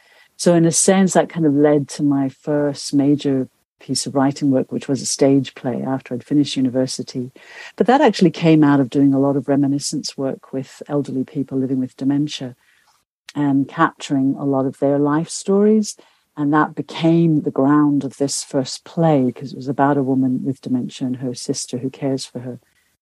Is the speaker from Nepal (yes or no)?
yes; South Asia, Nepal; also born or lived in India / Pakistan; But I grew up in South Asia, in Nepal and India and Pakistan.